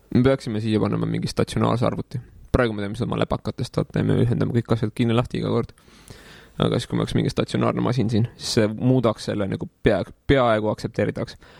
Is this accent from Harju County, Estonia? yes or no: yes; Tallinn, Harju County, Estonia; born or raised there; also born or lived in Paide